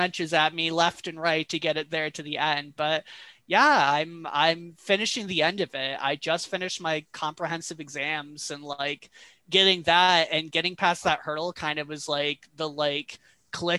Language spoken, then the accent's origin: English; Flint, Michigan, United States; moved away as an adult; also born or lived in Massachusetts / New York City / upstate New York; now in Gainesville, United States; I grew up in Michigan, in Flint, Michigan